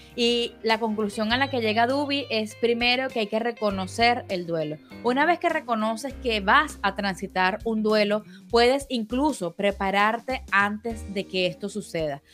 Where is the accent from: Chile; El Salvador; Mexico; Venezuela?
Venezuela; como venezolanos